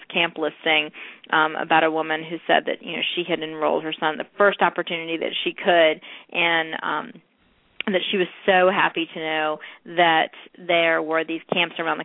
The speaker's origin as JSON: {"language": "English", "region": "North Carolina", "country": "United States", "tie": "born or raised there", "said": "North Carolina, my home state"}